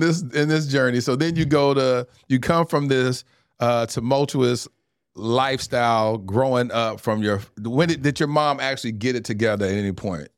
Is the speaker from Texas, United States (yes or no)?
yes; Mesquite, Texas, United States; I grew up in the Assemblies of God. only black family in an all-white church in Mesquite, Texas